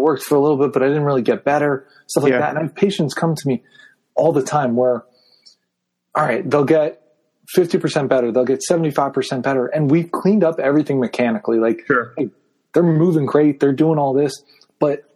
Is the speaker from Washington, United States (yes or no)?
no; Nazareth, Pennsylvania, United States; now in Easton, United States; I grew up in Nazareth, Pennsylvania. I live in Easton now